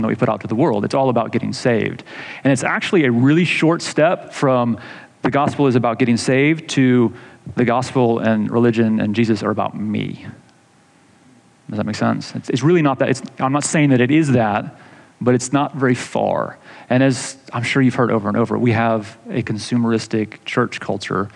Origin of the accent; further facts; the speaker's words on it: Atlanta, Georgia, United States; growing up in Atlanta, going to the Georgia Dome